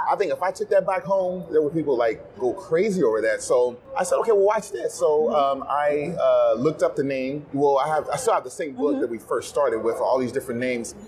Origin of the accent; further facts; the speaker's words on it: the South, United States; I'm from the South